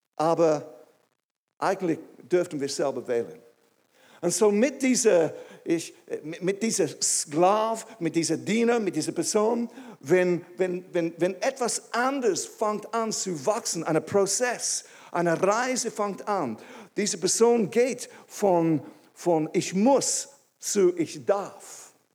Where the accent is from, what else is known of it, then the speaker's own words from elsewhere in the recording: England, United Kingdom; German is a second language; moved away as an adult; now in Switzerland; Ich bin ursprünglich aus England. Vielleicht merkt es irgendwie. Und ich habe Deutsch gelernt in der Schweiz